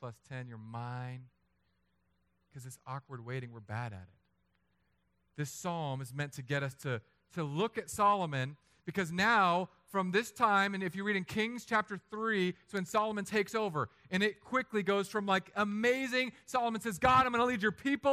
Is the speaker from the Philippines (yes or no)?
yes; Philippines; I'm Filipino.